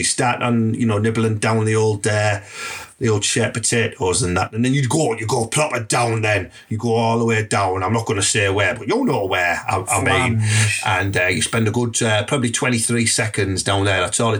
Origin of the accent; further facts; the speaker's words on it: Redcar, North East England, United Kingdom; I want to teach the lads of Teesside, particularly Redcar in my hometown and that, how you can book really fast, but still effective.